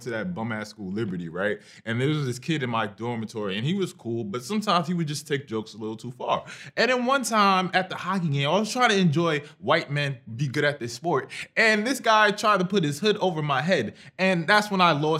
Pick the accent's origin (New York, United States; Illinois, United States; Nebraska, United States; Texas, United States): New York, United States; we're from New York